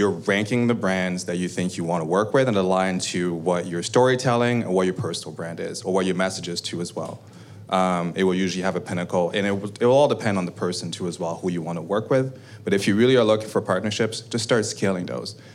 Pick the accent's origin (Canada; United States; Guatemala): Canada; We're Canadian, we're all proud of being Canadian, and we were Canadian.